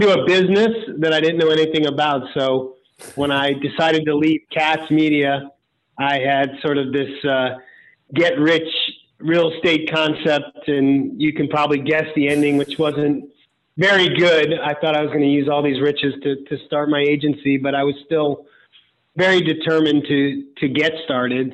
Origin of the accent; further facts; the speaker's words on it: Cleveland, Ohio, United States; moved away; also born or lived in New York City; where I grew up in Cleveland